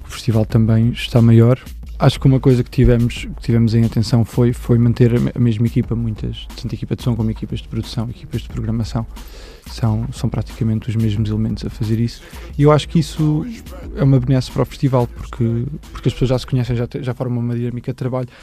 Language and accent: Portuguese; Torres Vedras, Portugal; eu venho de Torres